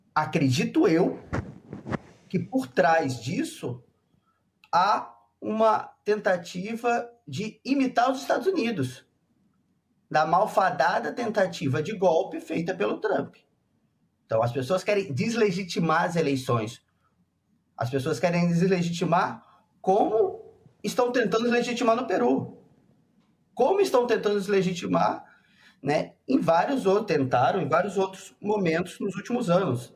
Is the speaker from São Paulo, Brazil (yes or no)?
no; Rio de Janeiro, Brazil; moved away as an adult; now in Rio Grande do Sul, Brazil; Eu sou do Rio, estudei no Rio e lá nós a gente é criado no ambiente eleitoral